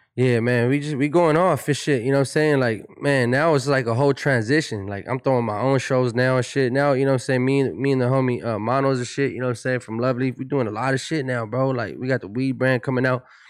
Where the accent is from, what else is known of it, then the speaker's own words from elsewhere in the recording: Pomona, California, United States; I'm from Pomona. I have a different, I have a different swag. I have a different kinda demeanor about myself, you know what I'm saying, when we, you know, growing up in Pomona